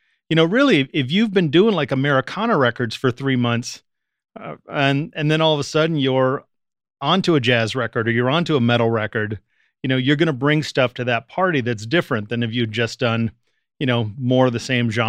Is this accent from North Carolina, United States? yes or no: no; Washington, District of Columbia, United States; born there; also born or lived in Richmond / Boston / Canada / Seattle; You know, I was born in Washington, D.C., lived in Richmond, Virginia, lived in Boston, lived in Canada, Seattle, England, L.A.